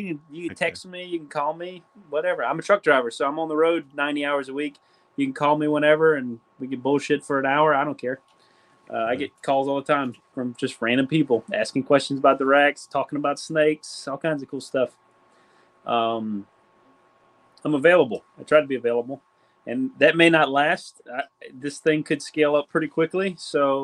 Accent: Louisiana, United States; now in Georgia, United States; we're from Louisiana

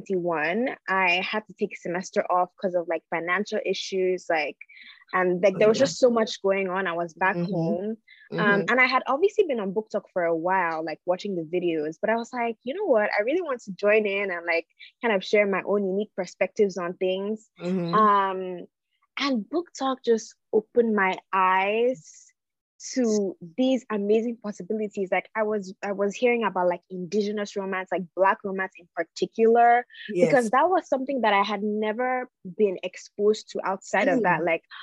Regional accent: Nigeria; I'm from Nigeria, but, you know, I'm also American. I have an American passport

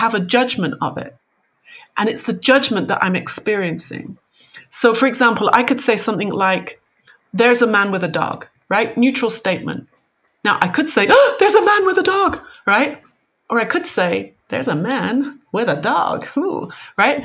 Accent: United Kingdom; moved away as an adult; now in California, United States; I'm very British. You know, my mother was a nurse. You only went to the doctor if your arm was falling off. You know, that's kind of how I was brought up. So when I was like moved to California

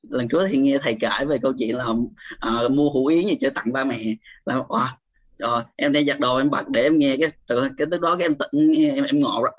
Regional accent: Củ Chi, Ho Chi Minh City, Vietnam; em sinh ra và lớn lên ở Củ Chi thầy hiện tại thì em sinh sống ở quận 8 em lên đây lúc sinh viên

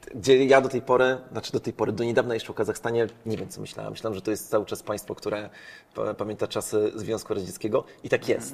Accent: Poland

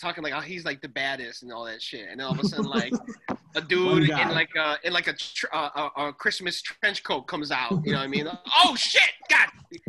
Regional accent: Canada; I'm actually Canadian.

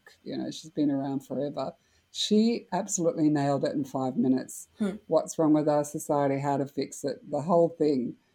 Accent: Australia; as an Australian

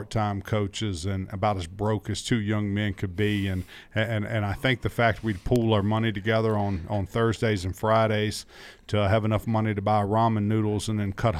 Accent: Charlottesville, Virginia, United States; Yeah, John, I grew up outside of Charlottesville, Virginia. Too much about Virginia early in the show. But grew up in the shadows of the University of Virginia's football program in the George Welsh heydays there.

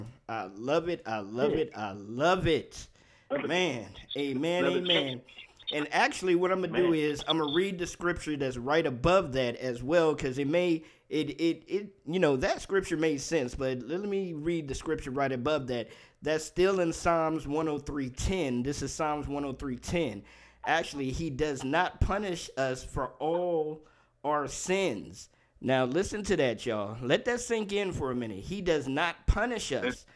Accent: D.C. area, Maryland, United States; also born or lived in Washington, D.C.; I was raised in the Maryland, D.C. area.

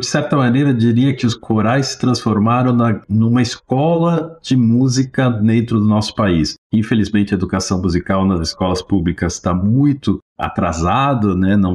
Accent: Chile; Portuguese is a second language; now in Brazil; chilenos chegaram no Brasil, na 75, 76, com a minha família, e começo a estudar, como todo mundo aqui, aprendi o português mais ou menos decente, pelo menos meu sotaque não aparece tanto

